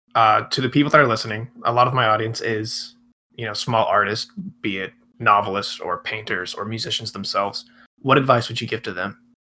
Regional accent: Atlanta, Georgia, United States; moved away as an adult; now in Orlando, United States; I'm from Atlanta

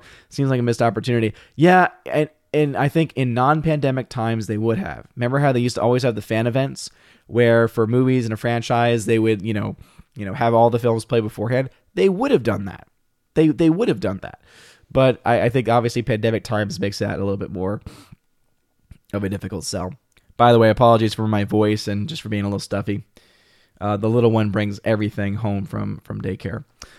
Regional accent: United Kingdom; As a Brit, I have no interest in the franchise.

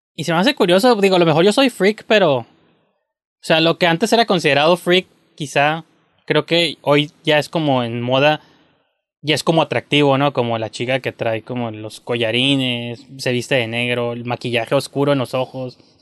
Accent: Mexico; como mexicano

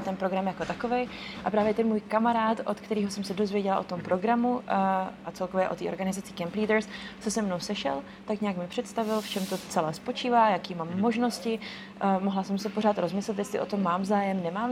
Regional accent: East Bohemia, Czechia; moved away as an adult; now in Prague, Czech Republic; přestěhovala do Prahy, jsem původně z východních Čech

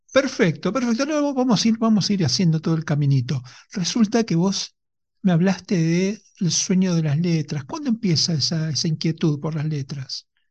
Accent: Argentina; como somos los argentinos

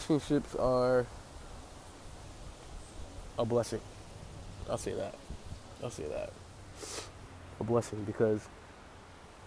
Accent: Pawtucket, Rhode Island, United States; I'm from Pawtucket, Rhode Island

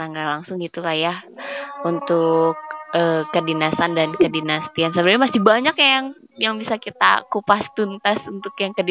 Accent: West Java, Indonesia; Aku aja sebagai orang Sunda nggak bisa bahasa Sunda

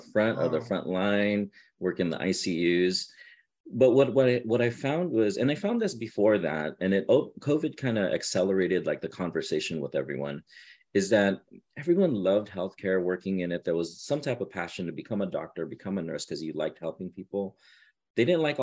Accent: Southern California, United States; I'm from Southern California.

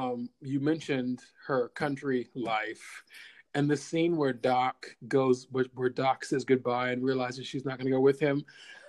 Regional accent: Kentucky, United States; moved away as an adult; also born or lived in New York; I'm from Kentucky.

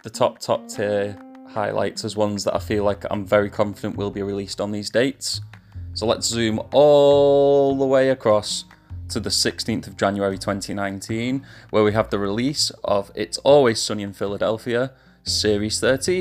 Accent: England, United Kingdom; accent: English; I'll go back to being English now

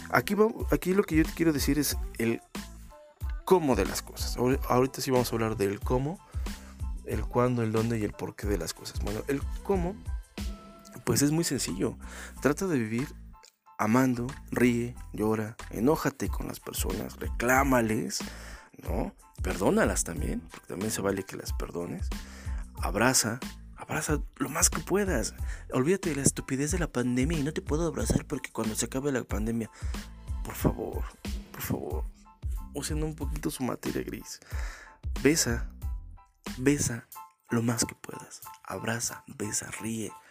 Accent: Mexico; Soy bien mexicano, te. soy bien, pues, soy bien culto y respeto mis tradiciones.

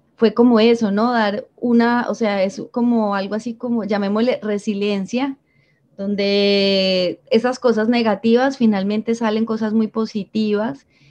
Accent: Medellín, Antioquia, Colombia; moved away as an adult; now in Santa Marta, Colombia; yo soy de Medellín y llevo seis años viviendo aquí en Santa Marta

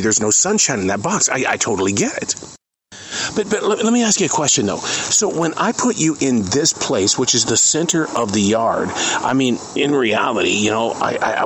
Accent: Montana, United States; now in Charlotte, United States; I come from Montana

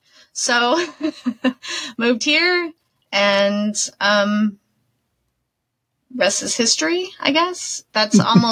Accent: San Diego, California, United States; also born or lived in Austin, Texas; born in Austin, actually grew up in San Diego because my parents got divorced when I was like 6. And then... grew up in San Diego.

